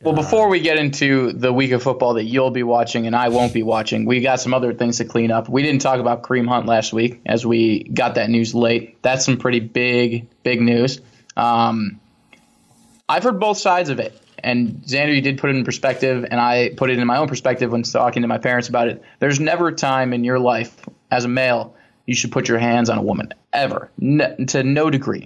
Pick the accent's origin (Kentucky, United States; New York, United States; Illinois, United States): Illinois, United States; Chicago; I was born and raised in Chicago